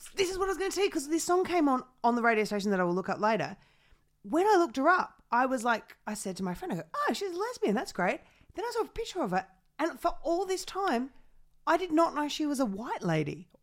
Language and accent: English; New South Wales, Australia; I grew up in New South